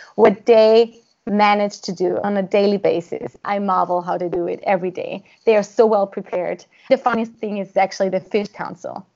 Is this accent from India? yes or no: no; Austria; I am from Austria